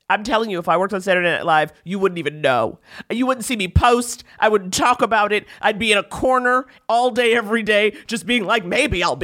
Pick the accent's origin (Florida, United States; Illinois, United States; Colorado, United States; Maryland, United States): Maryland, United States; Baltimore; moved away as an adult; also born or lived in Lewisburg, West Virginia / Piscataway, New Jersey / California; now in New York, United States; Baltimore, Maryland. I was born in Baltimore.